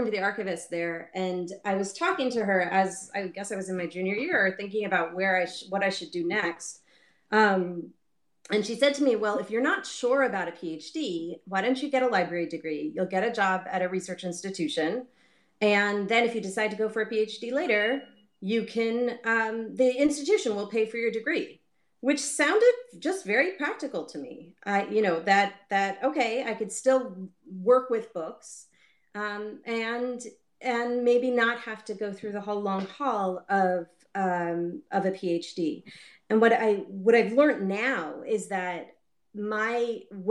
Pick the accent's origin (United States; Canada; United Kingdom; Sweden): United States; Baltimore, Maryland; I grew up in Baltimore